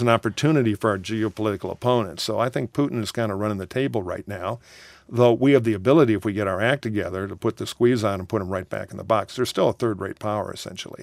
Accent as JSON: {"language": "English", "town": "Detroit", "region": "Michigan", "country": "United States", "tie": "born or raised there", "said": "grew up in Detroit"}